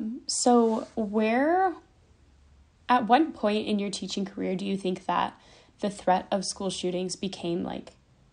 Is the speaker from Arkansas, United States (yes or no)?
no; Sewanee, Tennessee, United States; now in Nashville, United States; So I live in Nashville now, but I grew up in Sewanee, which is an hour and a half south of Nashville in Tennessee.